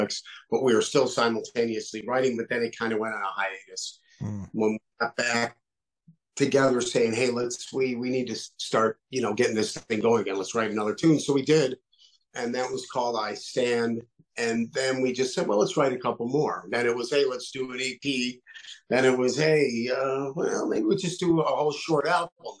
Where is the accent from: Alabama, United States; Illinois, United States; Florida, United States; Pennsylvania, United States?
Illinois, United States; Chicago; also born or lived in Syracuse, New York; now in Door County, Wisconsin, United States; Chicago originally. But I live way up in Door County, Wisconsin now